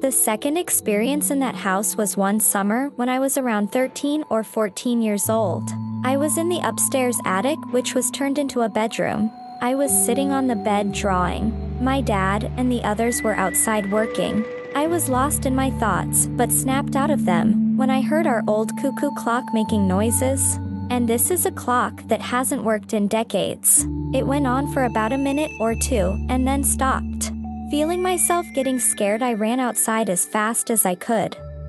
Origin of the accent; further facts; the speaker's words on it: Sweden; English is a second language; I'm from Sweden, and my dad grew up in a village up north.